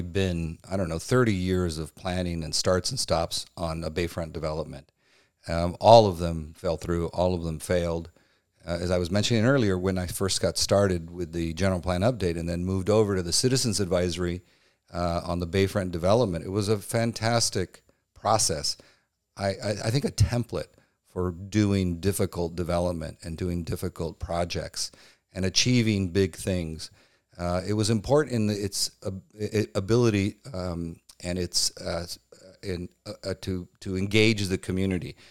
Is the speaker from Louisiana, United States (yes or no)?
no; Chula Vista, California, United States; also born or lived in Chico, California; I am a lifelong Chula Vista. I grew up in the Castle Park area from birth.